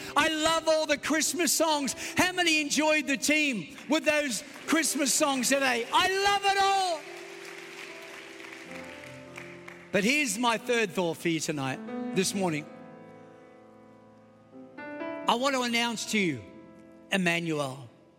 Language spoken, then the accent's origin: English; Australia; accent: Australian; moved away as an adult; also born or lived in New York; now in United States; I know I have an Australian accent, but I was born in Queens, New York, kidnapped by aliens, taken to a foreign land. At the age of eight, moved to Australia, but then returned back to the promised land at the age of 35.